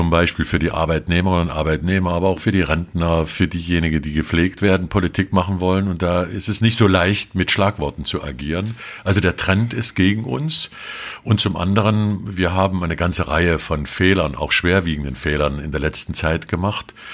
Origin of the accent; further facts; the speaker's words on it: Leipzig, Saxony, Germany; also born or lived in Gera; Ich bin insofern ein Gerscher, weil ich 1955 dort geboren bin und ich kann leider nichts dafür, dass mein Vater einen Ruf nach Leipzig bekam und die gesamte